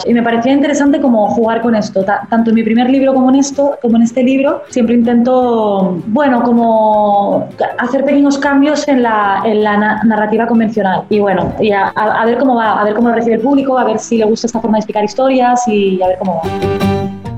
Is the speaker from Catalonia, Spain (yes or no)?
yes; Barcelona, Catalonia, Spain; soy escritora, nací en Barcelona, en España